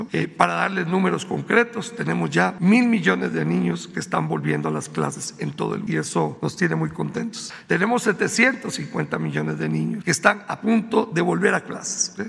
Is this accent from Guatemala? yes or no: yes; Guatemala; also born or lived in Indonesia; now in Mexico City, Mexico; Yo soy de origen guatemalteco